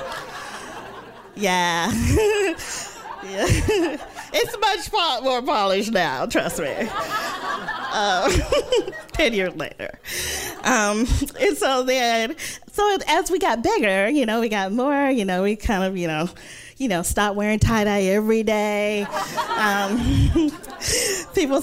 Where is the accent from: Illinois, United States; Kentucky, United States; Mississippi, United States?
Mississippi, United States; moved away as an adult; also born or lived in New York City; now in New York, United States; I'm from Mississippi. I'm the youngest of five children